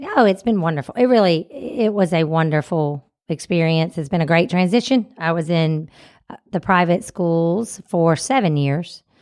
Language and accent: English; Mississippi, United States; we're from Mississippi